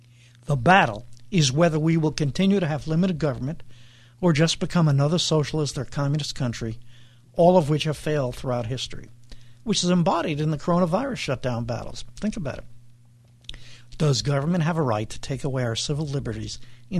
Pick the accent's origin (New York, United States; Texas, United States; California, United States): New York, United States; New York City; I grew up in Brooklyn, New York